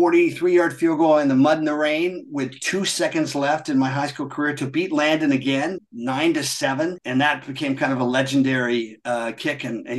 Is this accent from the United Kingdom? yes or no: yes; England, United Kingdom; also born or lived in Munich, Delaware, United States; And so I was born in Munich, only lived there for less than a year, then came back to England when I was 9. And that was 1965.